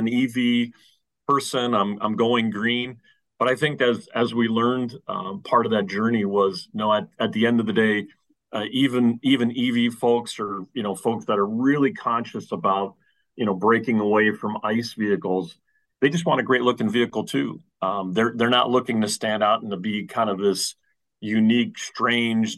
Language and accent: English; New Jersey, United States; I'm from the East Coast, from New Jersey